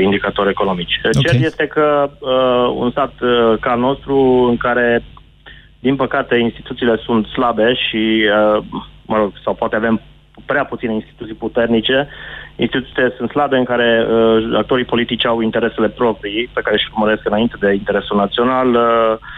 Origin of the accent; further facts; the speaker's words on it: Timișoara, Timiș County, Romania; eu te sunt din Timișoara